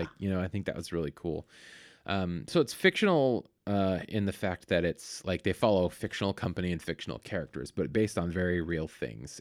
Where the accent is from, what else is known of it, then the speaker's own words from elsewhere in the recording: Vallejo, California, United States; Vallejo where I grew up